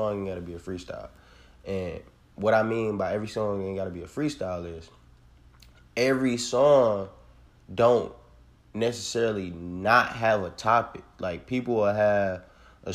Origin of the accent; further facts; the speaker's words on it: Detroit, Michigan, United States; I'm from Detroit, Michigan